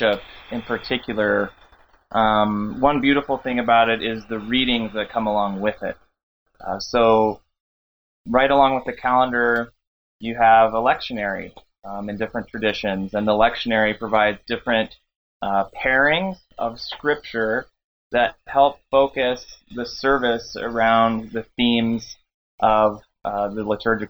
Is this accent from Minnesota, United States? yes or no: no; Gretna, Nebraska, United States; I grew up there in Nebraska. I grew up in Gretna